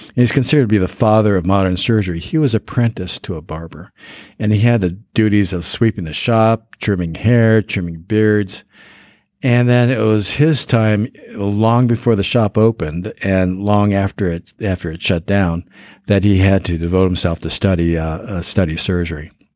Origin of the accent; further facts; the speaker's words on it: Denver, Colorado, United States; I grew up in Denver